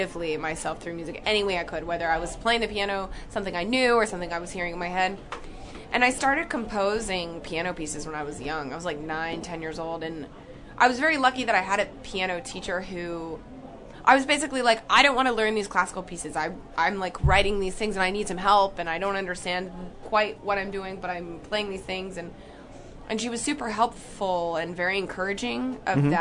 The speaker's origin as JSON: {"language": "English", "town": "Jackson", "region": "Tennessee", "country": "United States", "tie": "born or raised there", "said": "I grew up in Tennessee in a little town called Jackson, which is in between Memphis and Nashville"}